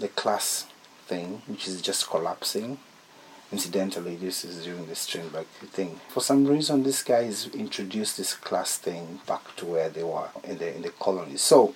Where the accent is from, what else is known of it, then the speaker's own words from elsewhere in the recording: Nairobi, Kenya; I'm from Nairobi